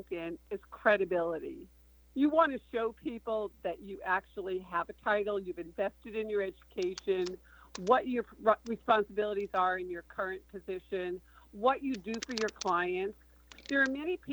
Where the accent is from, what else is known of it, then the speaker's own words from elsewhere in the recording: Boston, Massachusetts, United States; I'm from Boston